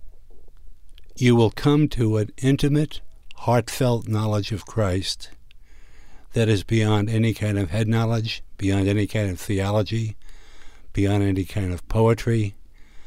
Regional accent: New York City, New York, United States; Growing up in Brooklyn, New York, the largest Jewish community in the world, I was surrounded by Jewish culture

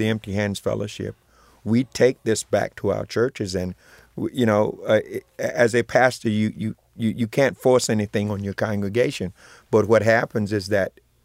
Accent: Chicago, Illinois, United States; I'm from Chicago. I grew up on the South Side and down on the low end, as they call it, around 35th Street

